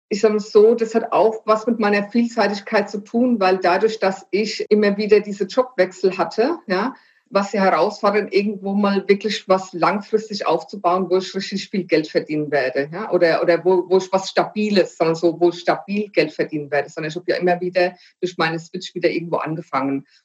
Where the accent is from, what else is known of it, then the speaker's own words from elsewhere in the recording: Frankfurt, Hesse, Germany; zum einen komme ich aus der Bankenstadt Frankfurt, wobei ich da nicht geboren bin, ja.